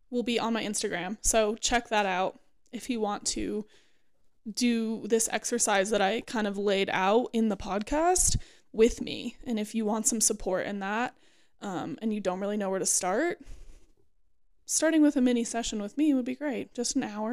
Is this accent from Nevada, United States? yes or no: no; Boulder, Colorado, United States; moved away as an adult; also born or lived in Gunbarrel, Colorado; now in Fort Collins, United States; my hometown